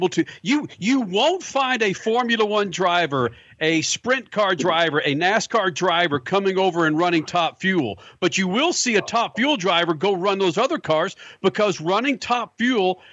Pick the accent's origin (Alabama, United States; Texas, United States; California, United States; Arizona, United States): Texas, United States; Dallas; growing up in Dallas